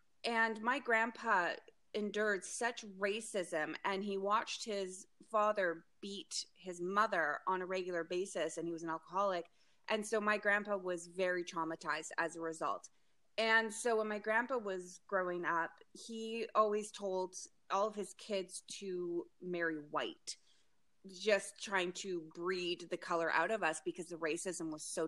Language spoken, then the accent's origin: English; White Rock, British Columbia, Canada; born there; I was raised all over the place, but I was born in White Rock, British Columbia.